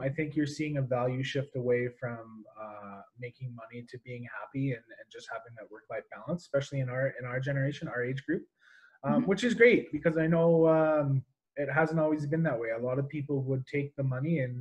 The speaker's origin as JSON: {"language": "English", "town": "Banff", "region": "Alberta", "country": "Canada", "tie": "born or raised there", "said": "I was born in Banff"}